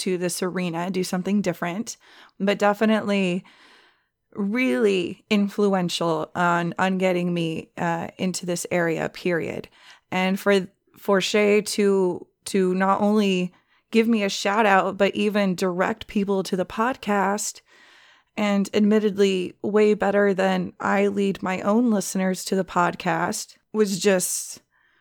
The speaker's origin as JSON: {"language": "English", "region": "Southern California", "country": "United States", "said": "We're from Southern California"}